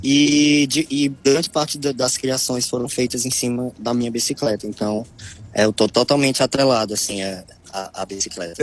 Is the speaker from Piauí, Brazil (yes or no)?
yes; Piauí, Brazil; also born or lived in Ceará; now in Fortaleza, Brazil; do Piauí o que eu trouxe foi a história que eu vivi lá